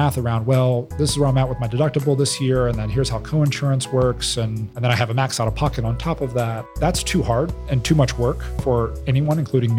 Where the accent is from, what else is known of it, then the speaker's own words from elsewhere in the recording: Celina, Ohio, United States; moved away as an adult; also born or lived in Coldwater, Ohio / Boston, Massachusetts; now in Columbus, United States; I was birthed in Coldwater, Ohio. I'm from Salina. It's between Lyman and Dayton. Very much agricultural farm town.